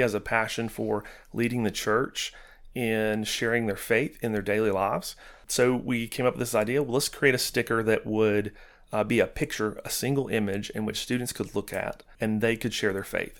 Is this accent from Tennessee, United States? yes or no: yes; Knoxville, Tennessee, United States; moved away as an adult; also born or lived in Rockwood, Tennessee; now in Chattanooga, United States; we're from Knoxville